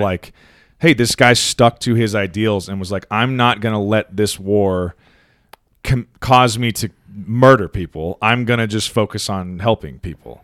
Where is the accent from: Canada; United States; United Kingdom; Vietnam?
United States; as an American citizen